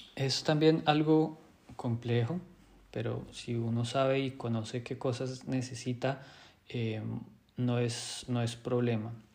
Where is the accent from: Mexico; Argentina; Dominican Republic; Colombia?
Colombia; moved away as an adult; now in Germany; soy médico colombiano